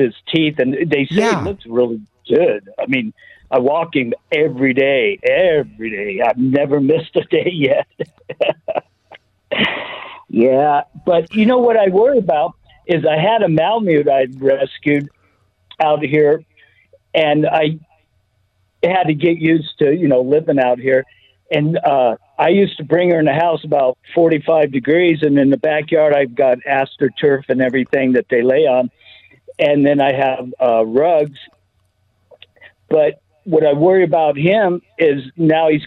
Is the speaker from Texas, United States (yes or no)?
no; California, United States; now in Kingman, United States; I'm from California, but I left